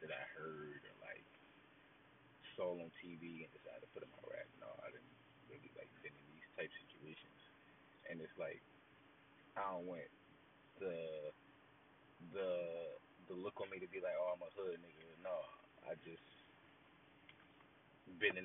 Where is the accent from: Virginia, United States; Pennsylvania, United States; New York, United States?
Pennsylvania, United States; Philadelphia; I'm from Philly. I don't really rep no hood or gang in particular. I rep the whole 215.